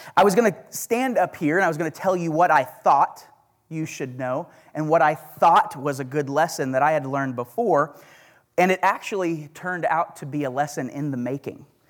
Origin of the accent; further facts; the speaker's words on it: Oklahoma, United States; accent: Oklahoma; That's my Oklahoma accent